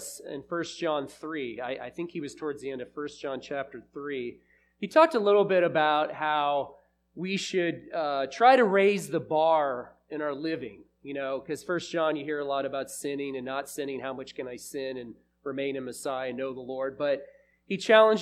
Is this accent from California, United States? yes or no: no; Bexley, Ohio, United States; I was raised in Bexley in a mainline denomination